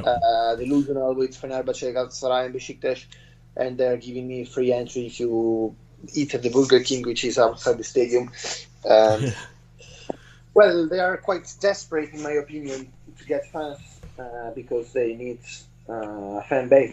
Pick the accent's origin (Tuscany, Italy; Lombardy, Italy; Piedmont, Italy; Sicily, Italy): Lombardy, Italy; Bergamo; moved away; Bergamo, uh, my hometown